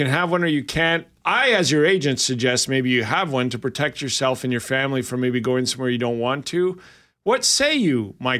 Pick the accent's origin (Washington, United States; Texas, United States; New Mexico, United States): New Mexico, United States; Albuquerque; Where are you from, son? I'm from Albuquerque.